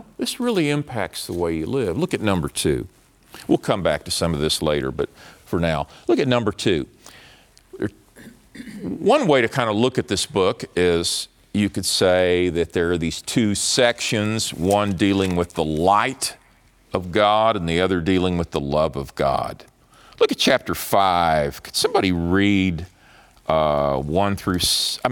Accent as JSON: {"language": "English", "town": "Dallas", "region": "Texas", "country": "United States", "said": "I'm from Dallas, but so Dallas is familiar to me"}